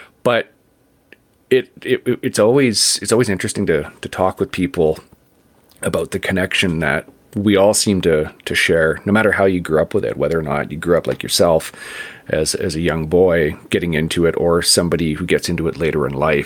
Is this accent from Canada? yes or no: yes; Vancouver, British Columbia, Canada; I grew up in Vancouver